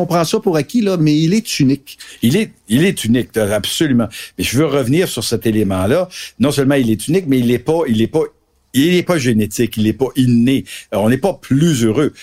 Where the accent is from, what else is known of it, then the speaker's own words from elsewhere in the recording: Quebec, Canada; au Québec